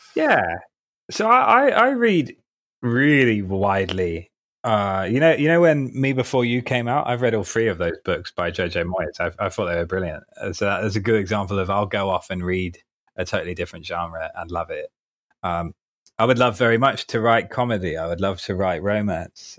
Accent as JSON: {"language": "English", "area": "Surrey", "region": "South East England", "country": "United Kingdom", "tie": "born or raised there", "also_born_or_lived": "Ipswich", "accent": "posh", "moved": "as an adult", "lives_now": "London, United Kingdom", "said": "I was born in Ipswich and grew up in Surrey, hence the sort of posh boy accent."}